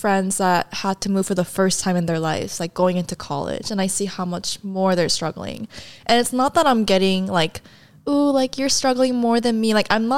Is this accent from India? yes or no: no; South Korea; also born or lived in San Diego, United States; And then my family like immediately moved back to Korea. And the reason for all the moves, because of my dad's job, like he was like placed in different